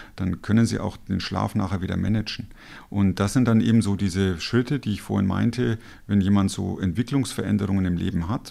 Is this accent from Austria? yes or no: no; Germany; Als Deutscher